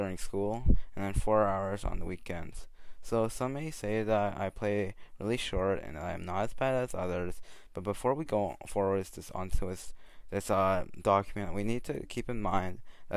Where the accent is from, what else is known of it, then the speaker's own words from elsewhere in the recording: Canada; a teen growing up in Canada